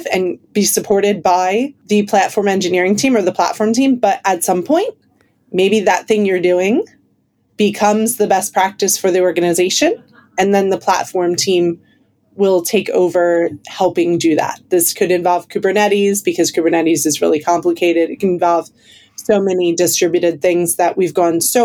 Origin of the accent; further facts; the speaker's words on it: United States; now in London, United Kingdom; I'm clearly American, but based in London currently